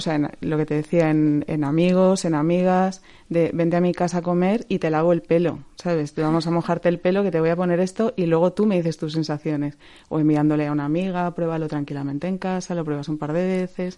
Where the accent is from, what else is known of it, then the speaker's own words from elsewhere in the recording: Valencia, Valencian Community, Spain; moved away as an adult; also born or lived in Madrid; yo me quiero volver a Valencia. De hecho, yo llevaba cuatro años en Madrid llorando un poco de me quiero mm. volver a Valencia ya